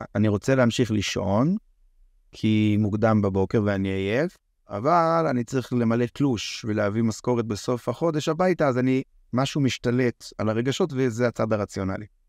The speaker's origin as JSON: {"language": "Hebrew", "country": "Israel", "said": "גדלתי ככה, כישראלי חופשי וגאה"}